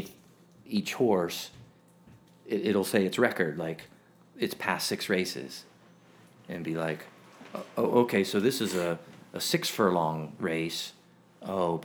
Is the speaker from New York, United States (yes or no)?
no; Silver Spring, Maryland, United States; now in Richmond, United States; I grew up in Silver Spring, Maryland